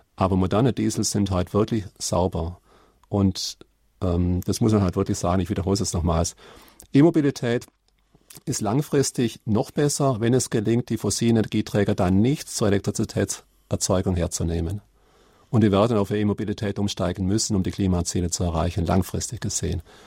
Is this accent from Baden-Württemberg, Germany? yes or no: yes; Karlsruhe, Baden-Württemberg, Germany; wo ich herkomme, Karlsruhe